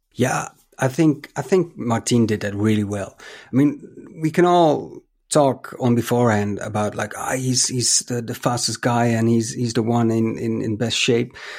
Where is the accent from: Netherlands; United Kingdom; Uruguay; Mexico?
Netherlands; my home country